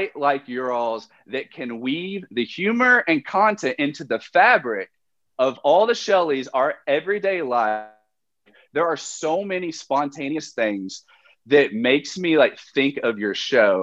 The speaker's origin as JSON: {"language": "English", "region": "Kentucky", "country": "United States", "said": "I'm from Kentucky"}